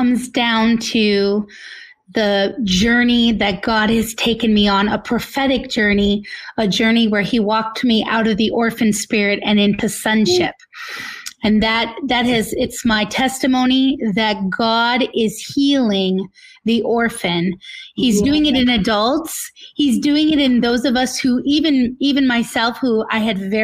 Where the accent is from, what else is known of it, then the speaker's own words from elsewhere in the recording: northern Minnesota, United States; also born or lived in California; I was born in California, and we moved to northern Minnesota to be near my grandparents